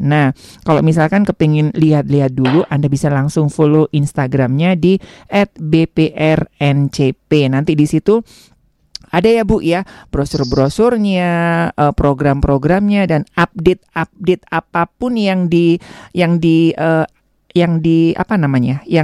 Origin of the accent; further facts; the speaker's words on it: Tasikmalaya, West Java, Indonesia; Saya Jawa Barat, saya Tasik.